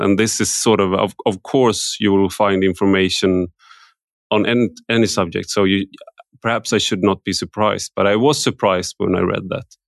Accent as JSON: {"language": "English", "country": "Sweden", "tie": "born or raised there", "said": "I grew up in Sweden"}